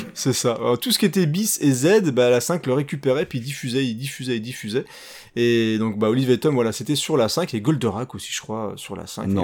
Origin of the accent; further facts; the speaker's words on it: France; chez nous, en France